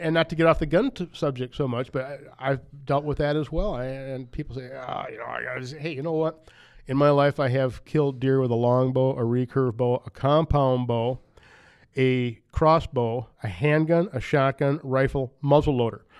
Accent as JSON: {"language": "English", "country": "United States", "tie": "born or raised there", "said": "I grew up in Wapaka County"}